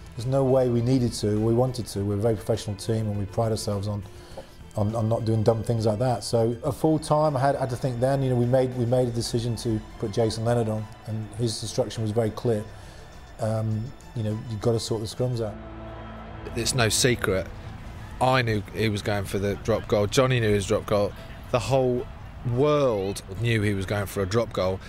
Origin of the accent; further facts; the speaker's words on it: Wales, United Kingdom; I love being Welsh, and I'm, I'm so Welsh